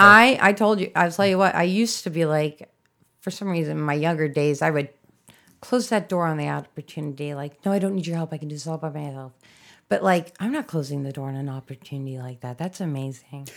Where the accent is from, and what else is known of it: Chicago, Illinois, United States